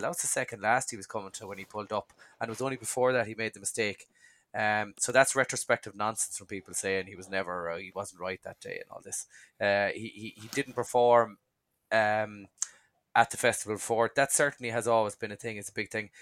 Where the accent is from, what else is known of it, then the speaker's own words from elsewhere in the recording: Dungarvan, Munster, Ireland; I'm from Sunny Dungarvan, so this is where John Kiley trains